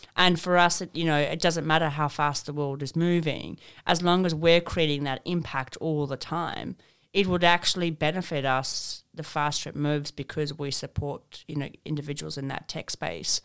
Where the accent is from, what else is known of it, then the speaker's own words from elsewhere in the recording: Zimbabwe; moved away; I grew up in Zimbabwe